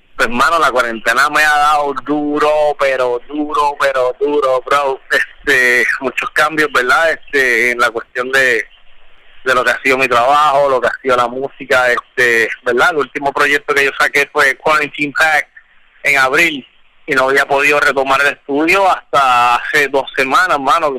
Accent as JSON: {"language": "Spanish", "country": "Puerto Rico", "said": "yo soy de Puerto Rico"}